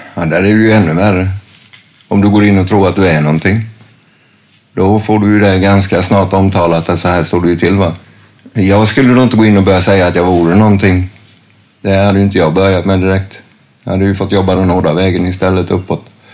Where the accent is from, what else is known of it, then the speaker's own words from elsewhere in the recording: a small town near Värnamo, Jönköping County, Sweden; moved away as an adult; also born or lived in Gothenburg; när jag flyttade tillbaks ner hit, så började jag med att flytta till en liten håla som heter Marieholm utanför Värnamo.